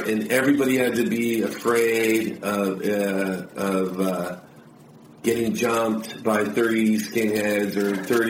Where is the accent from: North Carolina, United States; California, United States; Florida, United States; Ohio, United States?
California, United States; Los Angeles; now in Orange County, United States; I'm actually not an Orange County kid. I was born in Harbor City, in the South Bay. So I'm a South Bay.